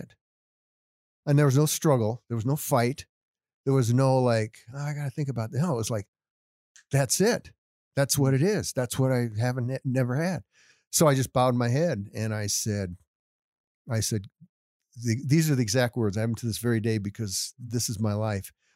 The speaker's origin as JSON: {"language": "English", "town": "Littleton", "region": "Colorado", "country": "United States", "tie": "born or raised there", "said": "I was born and raised here in, in Denver, Littleton"}